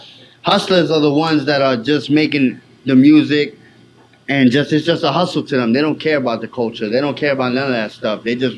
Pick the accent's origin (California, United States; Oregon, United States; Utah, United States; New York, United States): New York, United States; New York City; Coming from New York City, there's a difference between raps.